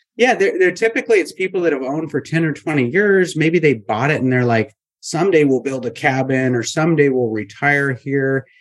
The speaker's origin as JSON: {"language": "English", "region": "Montana", "country": "United States", "tie": "born or raised there", "moved": "as an adult", "said": "I grew up in Montana"}